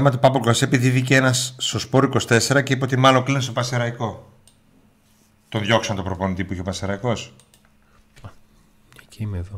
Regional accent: Serres, Central Macedonia, Greece; Είμαι μισό από Σέρε

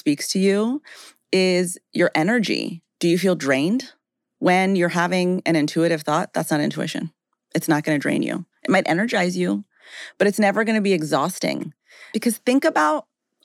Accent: Rocky Mountains, United States; I grew up in the Rocky Mountains

